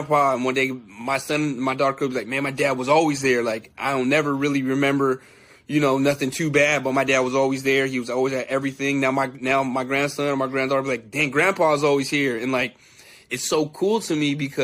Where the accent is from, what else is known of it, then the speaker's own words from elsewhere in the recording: San Jose, California, United States; I'm from the Bay Area, San Jose, California